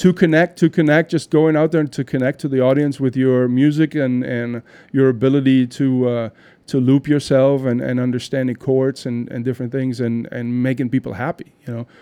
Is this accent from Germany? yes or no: yes; Düren, North Rhine-Westphalia, Germany; moved away; I'm actually from Germany, I'm from a small town outside of Cologne called Düren.